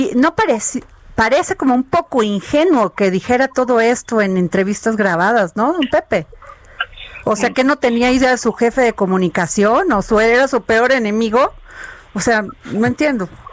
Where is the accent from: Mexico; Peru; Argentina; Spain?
Mexico; Veracruz; moved away; en mi pueblo, cuando haces así como que vas de, un lado a otro, se llama eh, robalear, allá en Veracruz